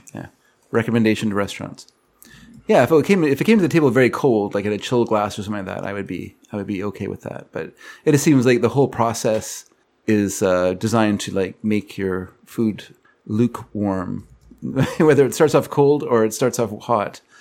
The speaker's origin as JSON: {"language": "English", "country": "Canada", "said": "I'm Canadian"}